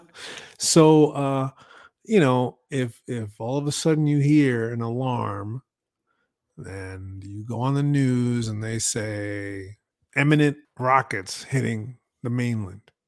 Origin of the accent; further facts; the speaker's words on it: New York, United States; I grew up in New York